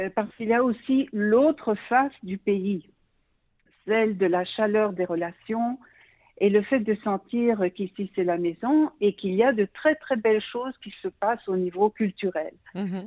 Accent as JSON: {"language": "French", "town": "Brussels", "region": "Brussels-Capital Region", "country": "Belgium", "tie": "born or raised there", "moved": "as an adult", "lives_now": "Israel", "said": "Je suis née en Belgique, à Bruxelles"}